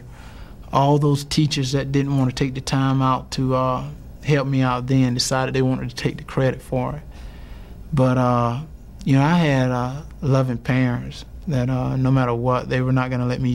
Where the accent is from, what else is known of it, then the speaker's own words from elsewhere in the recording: Wrightsville, Georgia, United States; growing up in Wrightsville, Georgia